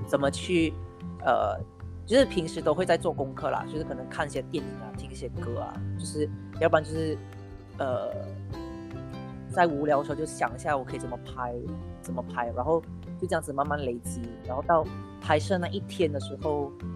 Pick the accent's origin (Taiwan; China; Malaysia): Malaysia; George Town, Penang; moved away as an adult; also born or lived in southern Malaysia; now in southern Peninsular Malaysia, Malaysia; 我本身是冰城人，然后现在我是在香港工作